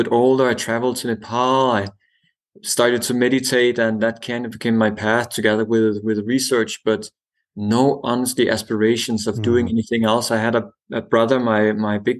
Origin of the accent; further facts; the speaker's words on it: Denmark; I was born on a small island in the Baltic Sea